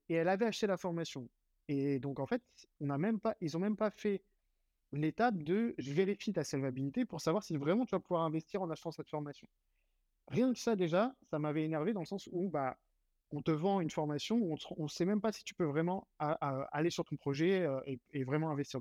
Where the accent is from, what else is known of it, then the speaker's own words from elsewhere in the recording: Saint-Mandé, Île-de-France, France; moved away as an adult; now in Lyon, France; Je suis, parisien à 100%